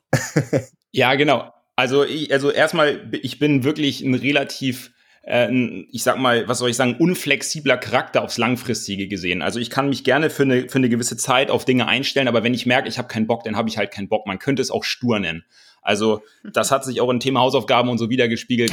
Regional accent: Kiel, Schleswig-Holstein, Germany; aus dem Hohen Norden, ich komme aus Kiel, bin ähm, auf einem Bauernhof groß geworden

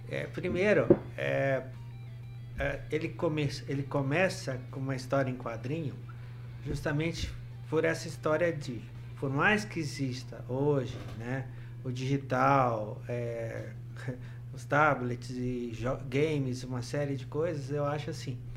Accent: Ribeirão Preto, São Paulo, Brazil; born there; now in Maringá, Brazil; eu nasci em Ribeirão Preto, mas nasci assim, porque meu pai era pediatra aqui e acabei nascendo lá mas eu sou maringaense de coração, tá?

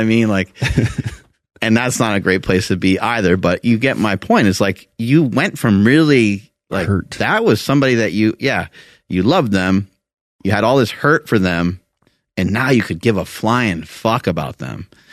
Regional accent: New York, United States; I'm from New York

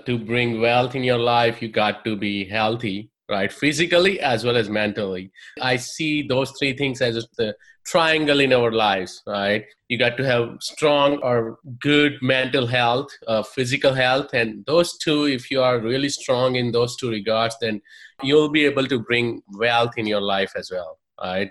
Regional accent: India; moved away as an adult; I'm from India, software engineer by trade, did my engineering in India, moved here, did my master's in computer science

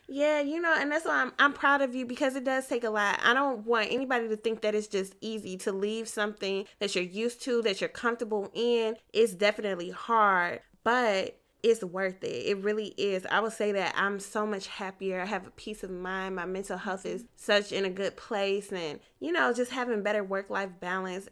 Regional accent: Michigan, United States; I grew up in Michigan

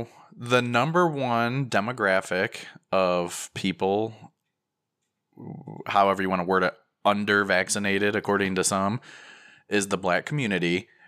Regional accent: Midwest, United States; I'm a Midwesterner, so I'm going to go outside and stare at it until it gets close

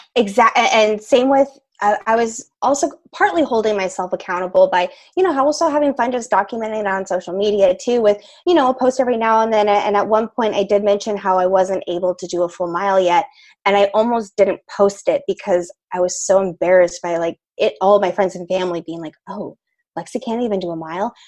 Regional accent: Boulder, Colorado, United States; we're from Boulder, Colorado

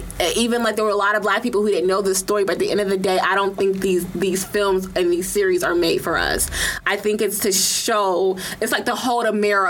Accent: Atlanta, Georgia, United States; moved away as an adult; also born or lived in Rhode Island; I'm from Atlanta.

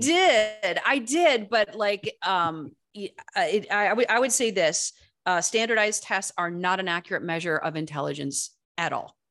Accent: East Lansing, Michigan, United States; also born or lived in Saugatuck, Michigan; this is East Lansing, Michigan.

